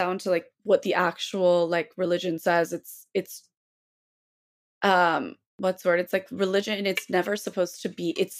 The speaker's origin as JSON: {"language": "English", "region": "the South", "country": "United States", "tie": "born or raised there", "said": "it's tough growing up in the South and like a place where, you know, just walking in with a hijab, like people are like, oh my God, you speak English?"}